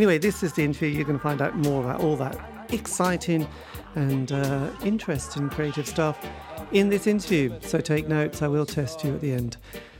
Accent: East Anglia, East of England, United Kingdom; I sort of grew up in the countryside in East Anglia, so it was very rural. So there wasn't that many people about.

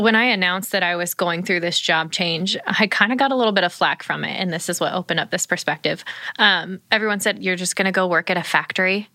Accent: Ohio, United States; moved away; I grew up in Ohio

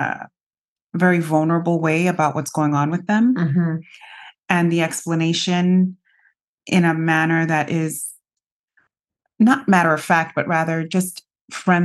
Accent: New York City, New York, United States; I grew up in New York City.

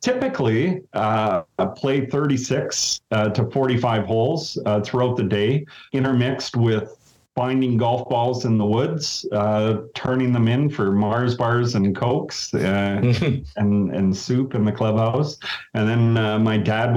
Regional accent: Sudbury, Ontario, Canada; now in Thunder Bay, Canada; I grew up in Sudbury, Ontario.

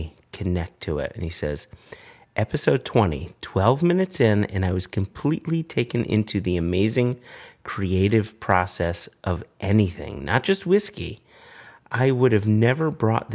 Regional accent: United States; for me as an American

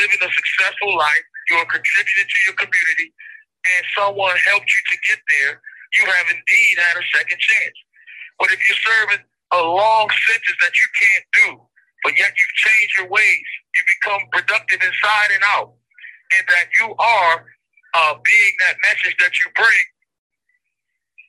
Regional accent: Maryland, United States; I'm from Maryland

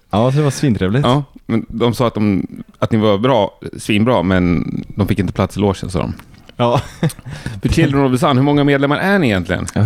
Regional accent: Värmland, Sweden; Göshud? Ja, men jag är från Värmland.

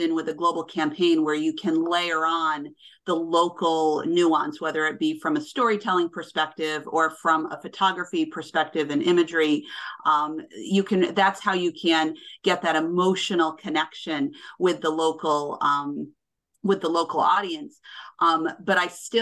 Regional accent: United States; accent: American; as you can tell from my accent, I am clearly American

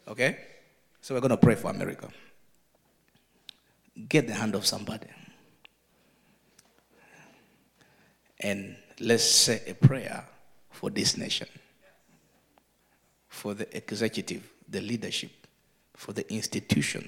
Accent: Uganda; I'm from Uganda

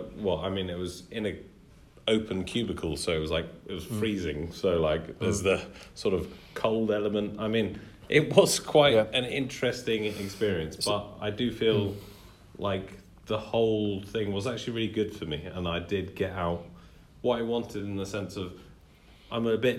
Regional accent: United Kingdom; We're very British

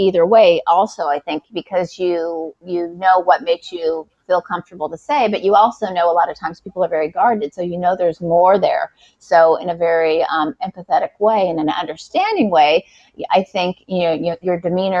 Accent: Southern California, United States; moved away as an adult; also born or lived in Texas; now in New York, United States; I grew up in Southern California

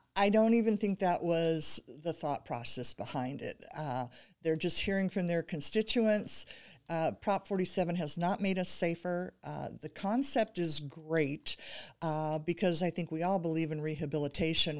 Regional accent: Pleasant Hill, California, United States; my hometown of Pleasant Hill

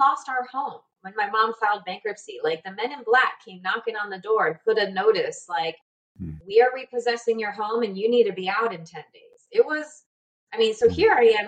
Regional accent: United States; moved away as an adult; now in Panama; I'm from the States

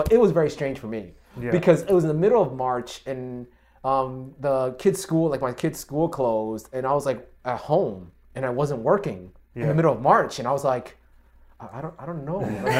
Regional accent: New York City, New York, United States; I actually grew up in Jackson Heights and then I moved out here in Flushing.

